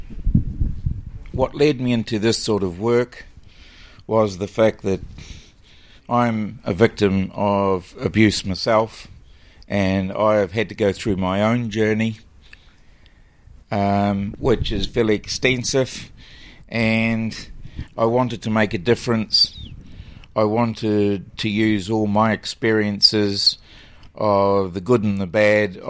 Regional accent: Mosgiel, Otago, New Zealand; moved away as an adult; also born or lived in Wellington, New Zealand / Auckland, New Zealand / Dunedin, New Zealand; I'm born and bred in Mosgiel

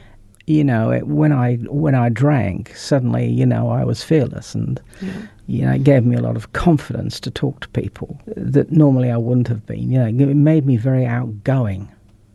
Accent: north of England, United Kingdom; also born or lived in New Zealand; now in North Canterbury, New Zealand; My family emigrated to New Zealand in about 1964, having grown up in the UK, in the north of England.

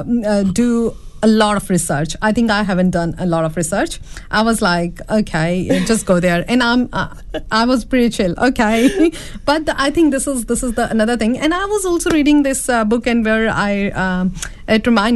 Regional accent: India; moved away; being an Indian woman

